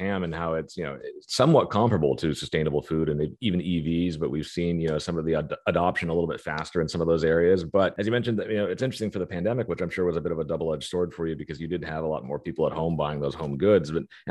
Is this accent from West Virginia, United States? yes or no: no; Topeka, Kansas, United States; my hometown, Topeka, Kansas